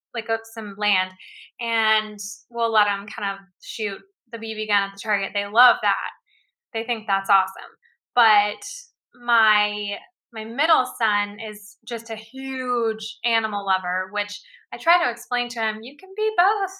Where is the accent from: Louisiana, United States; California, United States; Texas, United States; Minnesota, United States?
Texas, United States; Houston; I grew up in in Houston, Texas. Like that's where I was born